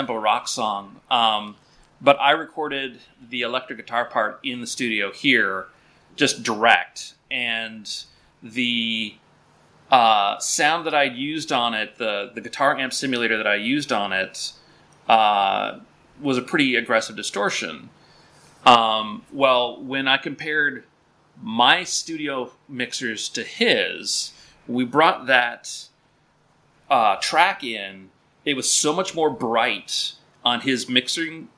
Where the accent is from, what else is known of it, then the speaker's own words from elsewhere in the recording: Minnesota, United States; moved away as an adult; also born or lived in upper Midwest; we're both from Minnesota